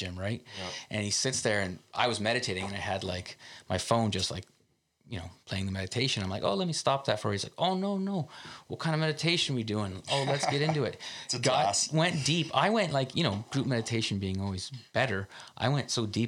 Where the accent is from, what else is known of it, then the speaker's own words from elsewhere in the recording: Canada; as a Canadian, we talk a lot about public health care, and that means a lot to us